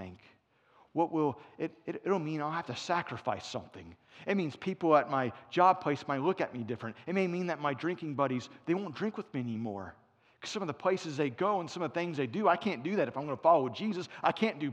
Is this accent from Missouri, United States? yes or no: no; Cincinnati, Ohio, United States; moved away; also born or lived in Florence, South Carolina; I'm from Cincinnati, but we were in Florence, South Carolina